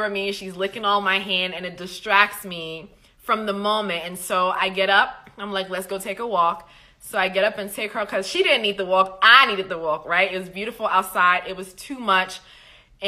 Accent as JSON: {"language": "English", "country": "Liberia", "said": "I'm from Liberia"}